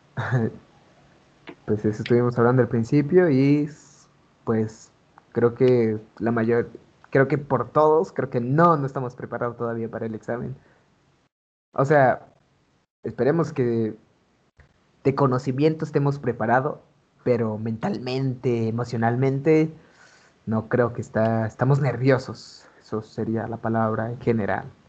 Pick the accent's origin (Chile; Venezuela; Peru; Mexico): Mexico; Oaxaca; now in Puebla, Mexico; nací aquí en Puebla, pero este, toda mi infancia, toda mi juventud, la viví en Oaxaca